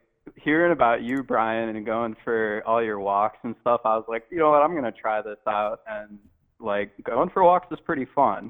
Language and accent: English; Ohio, United States; now in Montana, United States; I'm originally from Ohio, and there's only, like, deer and shit.